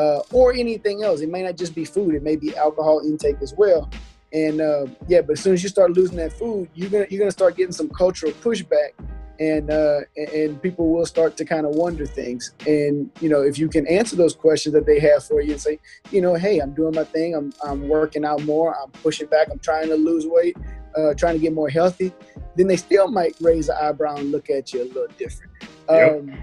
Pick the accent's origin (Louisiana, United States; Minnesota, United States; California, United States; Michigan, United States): Louisiana, United States; South; moved away as an adult; also born or lived in East Coast; as somebody who's born and raised in South Louisiana and knows the culture